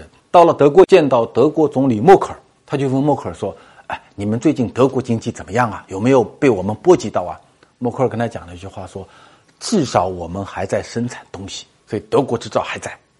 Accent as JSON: {"language": "Chinese", "town": "Hangzhou", "region": "Zhejiang", "country": "China", "tie": "born or raised there", "said": "我的家乡在杭州，杭州这两年变化也非常大。"}